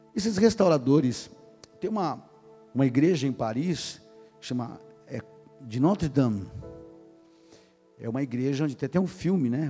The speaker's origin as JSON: {"language": "Portuguese", "region": "São Paulo", "country": "Brazil", "said": "Era músico da, em São Paulo, eu sou paulistano, da noite paulista"}